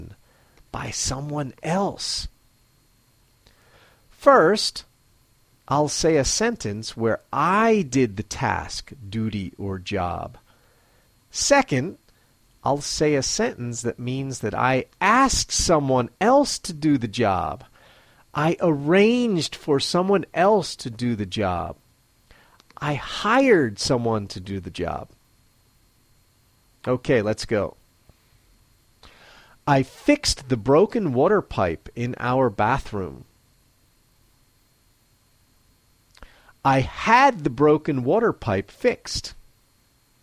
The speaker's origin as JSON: {"language": "English", "country": "United States", "moved": "yes", "lives_now": "Matsumoto, Japan", "said": "I'm an American living in Matsumoto, Japan"}